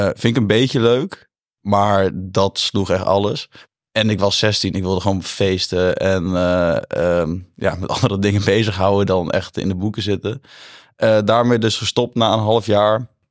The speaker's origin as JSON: {"language": "Dutch", "town": "Brummen", "region": "Gelderland", "country": "Netherlands", "tie": "born or raised there", "also_born_or_lived": "Zutphen", "said": "ik kom uit Zutphen, Brummen oorspronkelijk, in Zutphen op school gezeten"}